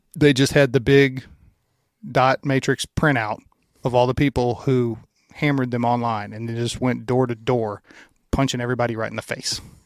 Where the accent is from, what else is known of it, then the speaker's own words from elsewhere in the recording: Louisiana, United States; I'm from Louisiana.